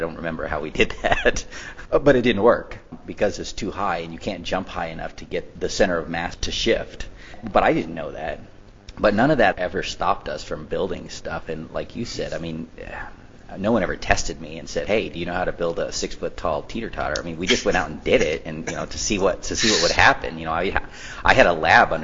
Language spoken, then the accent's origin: English; Western North Carolina, United States; moved away; also born or lived in Thousand Oaks, California; I grew up in Western Carolina, and we go back to see my parents in the summer.